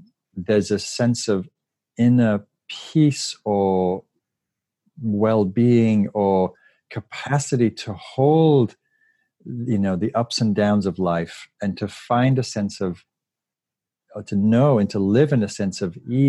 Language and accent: English; the north of England, United Kingdom; moved away as an adult; also born or lived in London; now in United States; I grew up in Northern England in a working class neighborhood and moved to London.